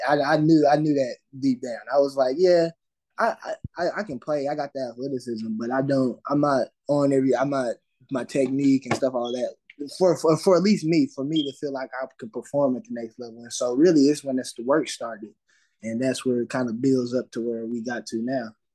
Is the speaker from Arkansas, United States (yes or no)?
yes; Fort Smith, Arkansas, United States; I'm from Fort Smith, Arkansas